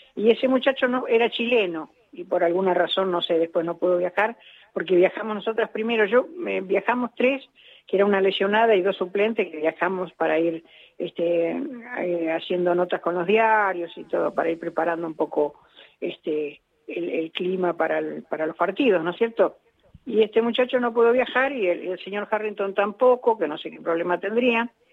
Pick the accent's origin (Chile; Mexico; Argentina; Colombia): Argentina; Avellaneda, Buenos Aires Province; yo me crié en Avellaneda